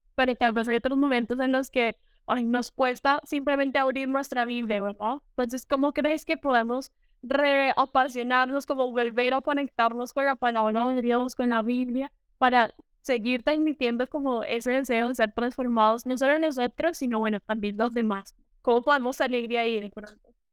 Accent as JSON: {"language": "Spanish", "country": "Colombia", "moved": "yes", "lives_now": "Costa Rica", "said": "estoy en Costa Rica, pero soy de Colombia, una colombiana viviendo en el exterior"}